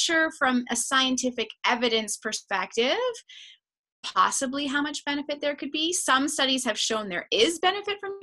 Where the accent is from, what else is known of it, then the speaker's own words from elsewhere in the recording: Canada; I'm a Canadian